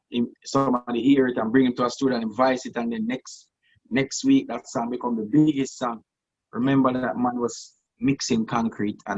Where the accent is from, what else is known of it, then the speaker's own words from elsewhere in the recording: Jamaica; we as Jamaican